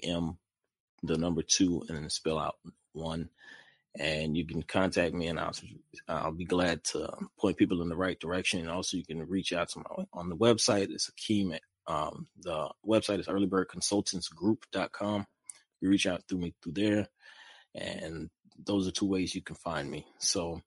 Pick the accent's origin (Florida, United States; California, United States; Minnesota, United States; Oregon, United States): Florida, United States; Jacksonville; also born or lived in Jamaica; I grew up in Jacksonville, Florida